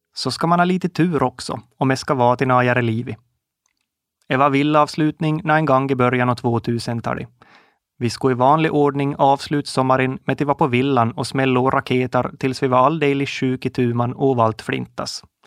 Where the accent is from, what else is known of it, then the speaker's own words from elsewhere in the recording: Kovjoki, Ostrobothnia, Finland; Jag är född och uppvuxen i Koumosan, en liten by som ligger i Österbotten, ungefär mitt i emellan Jakobstad och Vasa